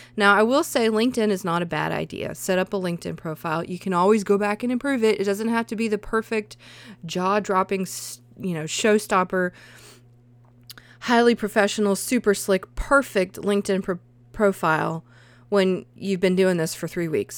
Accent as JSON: {"language": "English", "region": "the South", "country": "United States", "accent": "southern", "said": "I think my accent comes out"}